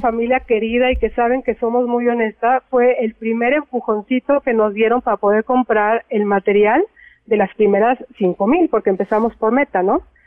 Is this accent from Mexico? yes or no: yes; Mexico